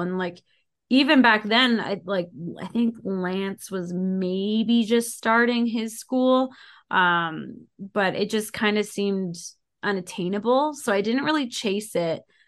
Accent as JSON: {"language": "English", "town": "Ottawa", "region": "Ontario", "country": "Canada", "tie": "born or raised there", "moved": "yes", "lives_now": "Calgary, Canada", "said": "I grew up in Ottawa and then I moved out to Calgary."}